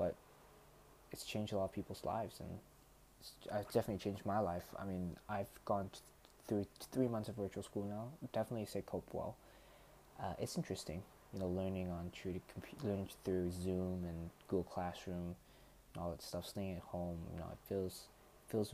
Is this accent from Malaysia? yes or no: yes; Malaysia; I'm not American. I'm purely Malaysian